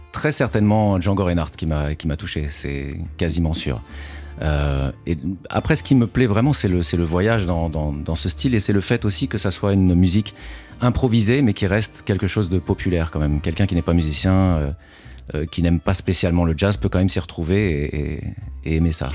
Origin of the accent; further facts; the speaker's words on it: France; moved away as an adult; now in New York, United States; même si je suis d'origine portugaise, euh, je suis né en France, j'ai grandi en France